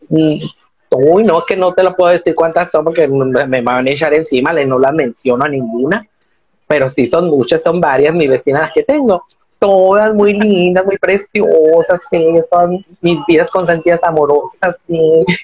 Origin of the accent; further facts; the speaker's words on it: Hermosillo, Sonora, Mexico; de aquí a Hermosillo Sonora hacemos, sí, de aquí hacemos los dos de Hermosillo Sonora. Vivimos en la misma colonia y todo